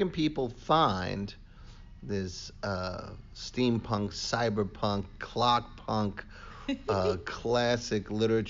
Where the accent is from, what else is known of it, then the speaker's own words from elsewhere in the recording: New York City, New York, United States; accent: Bronx; my Bronx accent.